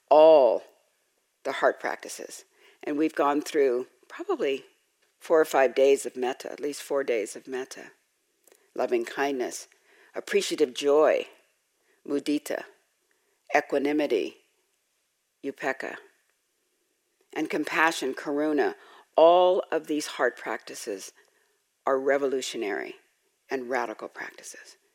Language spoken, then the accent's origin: English; Los Angeles, California, United States; I grew up in Los Angeles in South